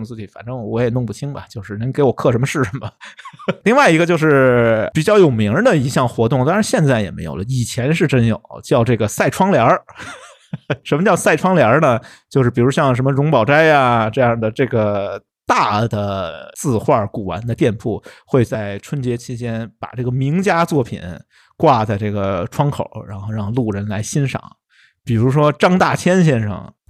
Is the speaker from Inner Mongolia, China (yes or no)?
no; Beijing, China; accent: Beijing dialect; 这个隆福寺庙会对于咱们北京人来说